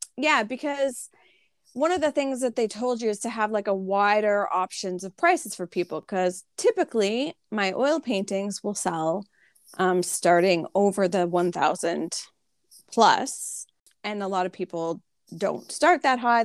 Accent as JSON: {"language": "English", "country": "Canada", "said": "I'm Canadian"}